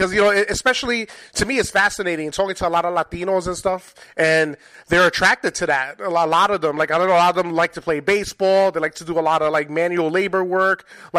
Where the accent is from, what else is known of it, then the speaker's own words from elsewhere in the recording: New York City, New York, United States; moved away; I'm originally from New York City myself in Spanish Harlem.